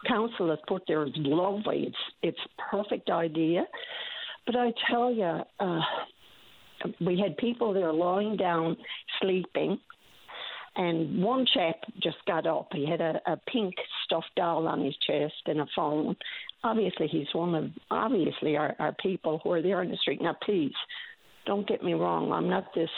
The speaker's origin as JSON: {"language": "English", "town": "St. John's", "region": "Newfoundland and Labrador", "country": "Canada", "tie": "born or raised there", "said": "we grew up in St. John's. We're from St. John's"}